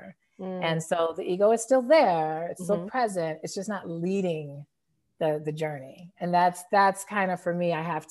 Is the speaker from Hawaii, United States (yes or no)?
no; Denver, Colorado, United States; now in Chicago, United States; I was born and raised in Denver, Colorado, but I do not live there now. I'm actually based in the Chicago area